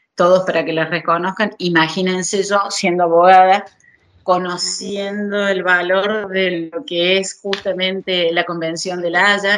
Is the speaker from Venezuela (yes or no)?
no; Argentina; moved away as an adult; yo hace eh, dos meses más que salí de Argentina eh, quedó la mitad de mi familia allá